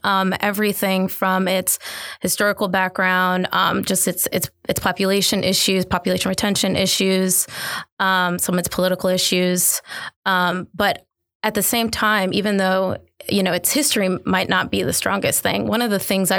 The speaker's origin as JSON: {"language": "English", "region": "the North", "country": "United States", "said": "obviously, as a Northerner, we have our misconceptions about the South."}